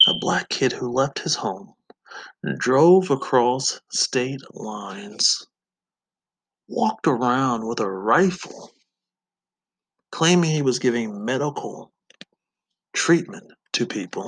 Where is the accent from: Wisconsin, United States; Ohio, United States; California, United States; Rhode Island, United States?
Wisconsin, United States; I'm from Wisconsin, but I'm not from Kenosha